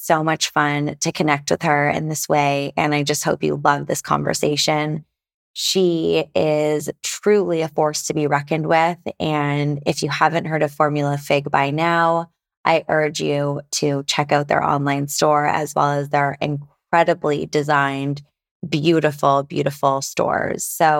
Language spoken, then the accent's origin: English; Toronto, Ontario, Canada; my hometown of Toronto.